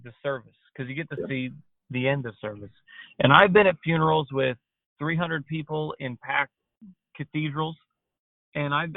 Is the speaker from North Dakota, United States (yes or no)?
no; New York, United States; growing up in New York